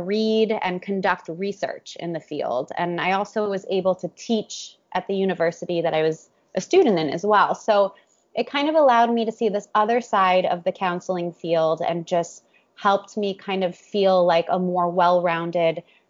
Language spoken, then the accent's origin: English; Cleveland, Ohio, United States; also born or lived in New York; now in Miami, United States; I'm from Cleveland, Ohio, originally